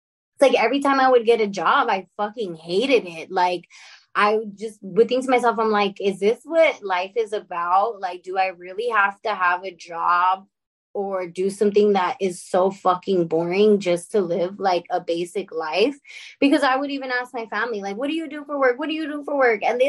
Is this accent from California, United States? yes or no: yes; La Puente, California, United States; So I'm from La Puente, California. I'm in a small little town called Bassett. To be very specific. So I grew up in LA, more like the IE area